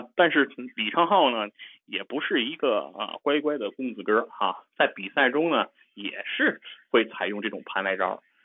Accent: China; 其实我们中国人啊。

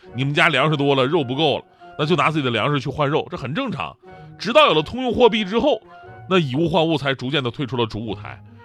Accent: Changchun, Jilin, China; moved away; 你像我老家，今年长春，前不久疫情真的挺严峻的呀，我爸妈隔离到现在已经一个多月了

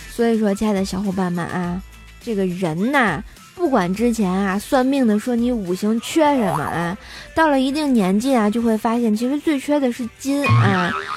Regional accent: Tianjin, China; 你居然不知道我是天津人啊

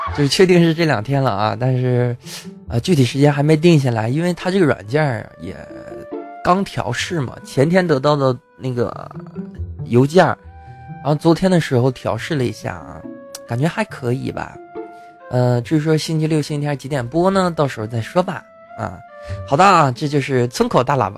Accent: China; 我们中国人

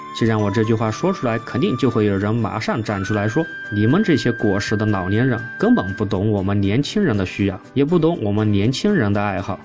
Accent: China; 我们中国人的骄傲

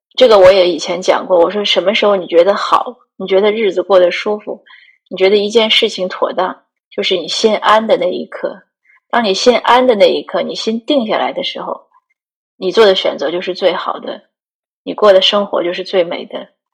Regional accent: one of the five provinces of North China, China; moved away as an adult; also born or lived in Greater Vancouver, Canada; now in Vancouver, Canada; 如果问我哪里人呢，我一般都会说华北无省，你猜三次

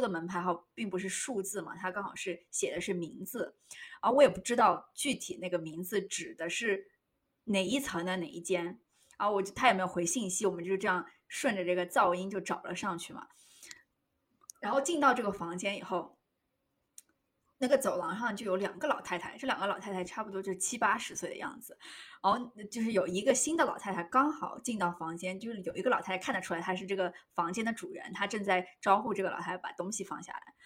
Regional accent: China; now in New York, United States; 我们作为中国人

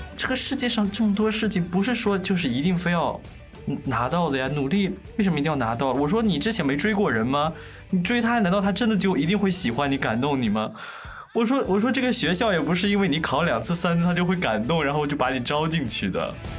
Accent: Inner Mongolia, China; moved away as an adult; also born or lived in Hebei; 我是内蒙古人

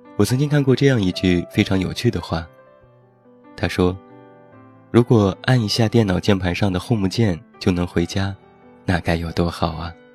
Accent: Taiyuan, Shanxi, China; 现在在我的家乡山西太原

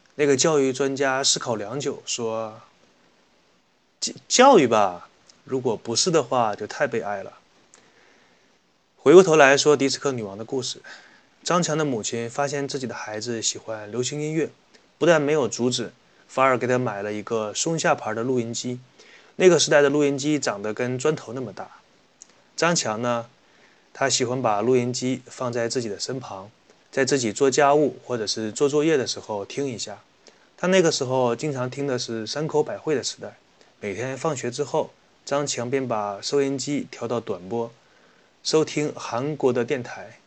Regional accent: Northeast China, China; accent: Northeastern Mandarin; 我们东北话叫做扫大街的

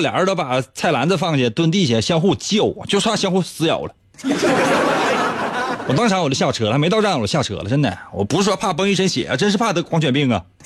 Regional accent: China; 作为一个中国人，家家户户呢，要祭祀祖先

